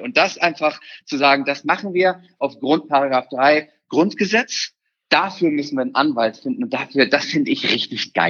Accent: Germany; bei uns in Deutschland

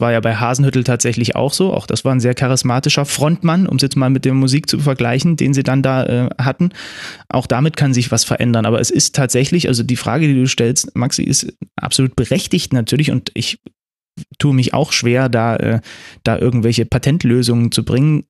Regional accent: Zwickau, Saxony, Germany; moved away; ich bin ja in Zwickau geboren, ne? da sind, äh, da wohnen meine Eltern

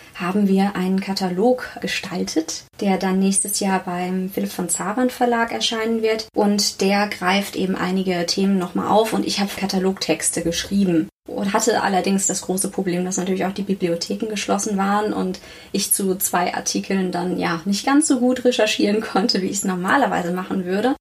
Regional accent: Northern Germany, Germany; moved away as an adult; also born or lived in Münster; now in Karlsruhe, Germany; Ich komme eigentlich aus Norddeutschland und konnte endlich mal in den warmen Süden ziehen

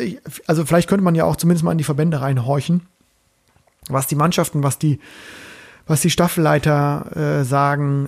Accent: Bremen, Germany; aus meiner Heimat, aus meiner ähm, Bremer Hansestadt

